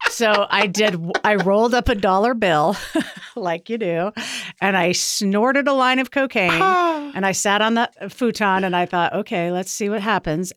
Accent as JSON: {"language": "English", "town": "Portland", "region": "Oregon", "country": "United States", "tie": "born or raised there", "said": "My background is that I grew up in Portland doing theater"}